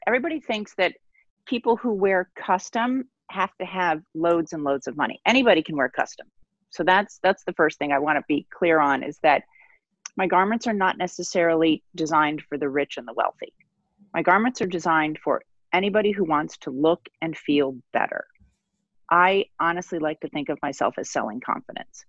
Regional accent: Midwest, United States; moved away as an adult; now in New York, United States; I was born and raised in the Midwest, so I'm officially a transplant, but I'm a New Yorker

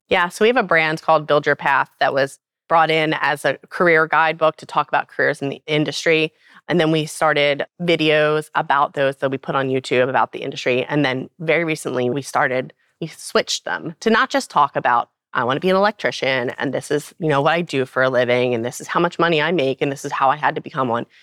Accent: Baltimore, Maryland, United States; I'm from Baltimore

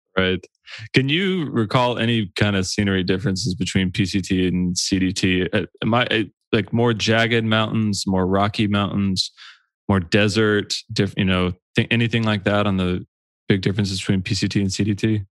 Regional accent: Georgia, United States; we both grew up on the East Coast. I grew up in Georgia.

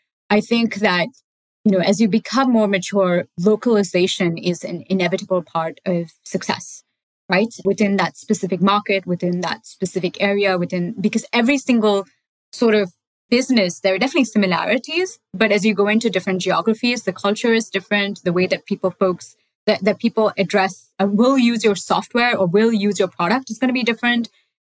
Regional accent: Bangalore, Karnataka, India; moved away; I grew up in Bangalore, which is, I don't know, most of you guys know it as the IT capital of India

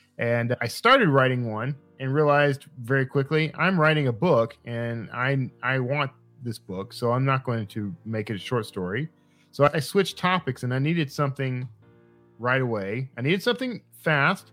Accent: Wild Peach, Texas, United States; When I was growing up in Wild Peach, Texas, organ meat was just part of what you ate.

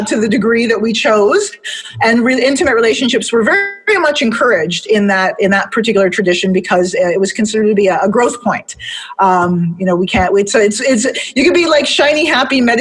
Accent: Detroit, Michigan, United States; moved away; I'm from Detroit originally, D-Town

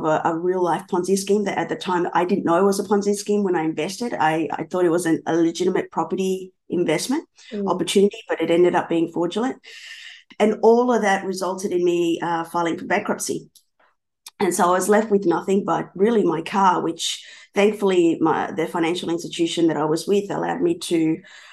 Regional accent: Melbourne, Victoria, Australia; also born or lived in Buenos Aires, Argentina; I'm from Melbourne, Australia

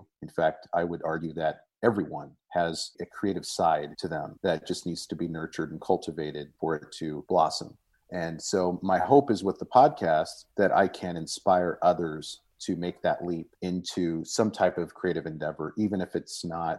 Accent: Washington, United States; I live here in the Pacific Northwest of the United States, and I was born and raised here in Central Washington.

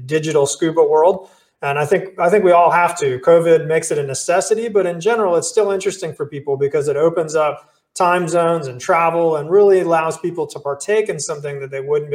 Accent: South Florida, United States; moved away as an adult; also born or lived in Dubai, UAE; now in North Florida, United States; I'm originally from South Florida. I moved up to North Florida and been there ever since like 87

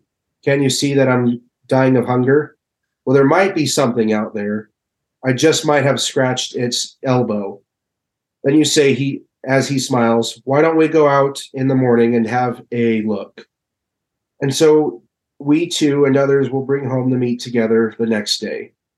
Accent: Utah, United States; You know, let's say I'm from, it's well known I'm from Utah.

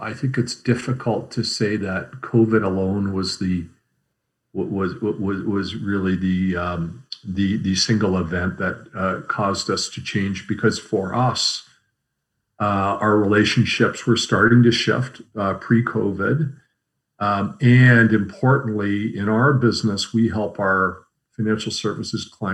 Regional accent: Canada; we as Canadian consumers

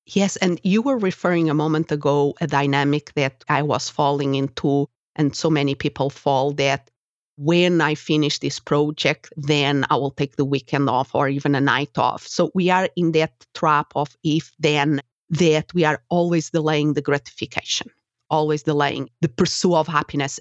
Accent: Portugal; English is a second language; moved away as an adult; also born or lived in Spain; now in United States; Portugal is my country of origin, if somebody is wondering about my accent

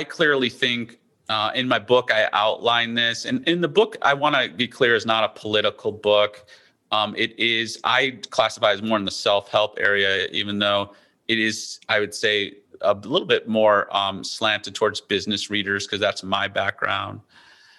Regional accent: Midwest, United States; now in East Coast, United States; I grew up in the Midwest where we did, you know, tornado drills.

